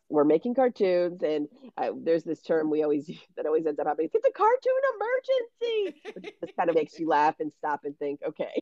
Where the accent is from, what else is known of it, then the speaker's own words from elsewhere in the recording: Baltimore, Maryland, United States; moved away as an adult; also born or lived in Syracuse, New York; now in Los Angeles, United States; I'm from Baltimore, Maryland